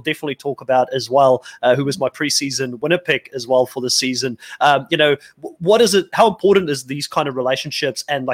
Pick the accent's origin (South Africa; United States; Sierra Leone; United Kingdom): South Africa; me as a South African